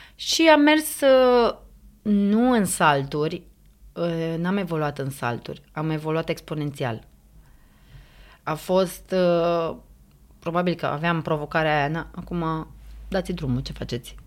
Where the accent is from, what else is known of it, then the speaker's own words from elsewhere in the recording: Romania; noi ca români